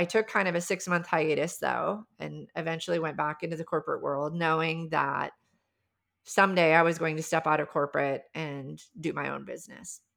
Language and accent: English; South Dakota, United States; I grew up in the Midwest, I grew up in South Dakota